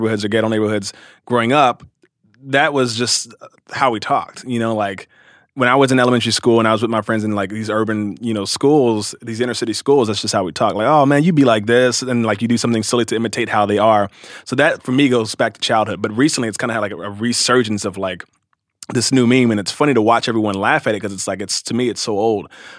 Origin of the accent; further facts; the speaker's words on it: Cincinnati, Ohio, United States; also born or lived in Louisville, Kentucky; I was born in Louisville, Kentucky, and raised in Cincinnati, Ohio. So I was I'm raised in the Midwest, and my family's all from Kentucky and Tennessee.